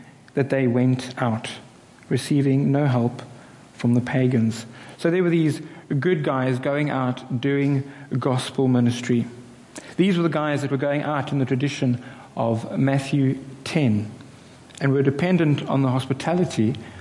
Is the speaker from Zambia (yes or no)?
no; South Africa; I'm a South African